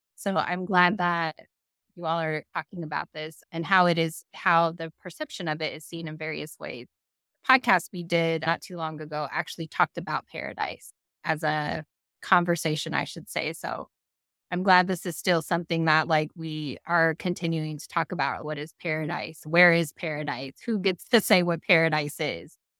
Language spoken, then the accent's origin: English; Kailua, Hawaii, United States; moved away; this is where I'm from.